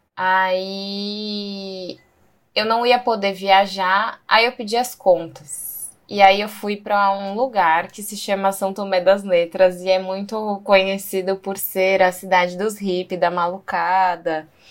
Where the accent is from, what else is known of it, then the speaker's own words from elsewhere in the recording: São Paulo, Brazil; moved away; also born or lived in Bahia / Chapada dos Veadeiros; nasci em São Paulo.